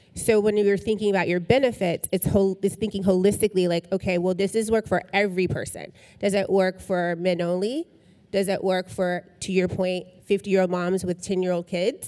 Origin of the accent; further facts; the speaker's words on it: Tennessee, United States; I'm from Tennessee